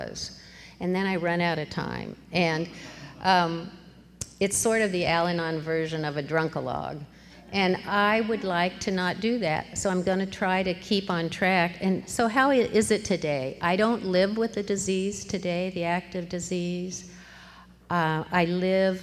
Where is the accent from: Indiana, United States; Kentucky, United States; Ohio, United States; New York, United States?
Ohio, United States; Columbus; also born or lived in Manhattan, Kansas; now in Eugene, United States; I was born in Manhattan, Kansas, but pretty quickly moved to Columbus, Ohio, and I grew up there